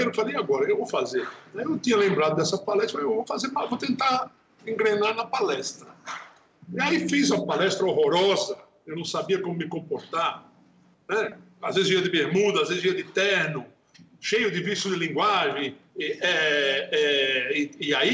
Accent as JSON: {"language": "Portuguese", "town": "Natal", "region": "Rio Grande do Norte", "country": "Brazil", "tie": "born there", "said": "nasci em Natal."}